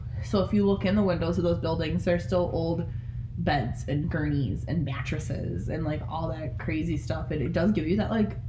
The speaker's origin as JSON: {"language": "English", "area": "near Traverse City", "region": "Michigan", "country": "United States", "tie": "born or raised there", "said": "where I grew up in Michigan was near Traverse City"}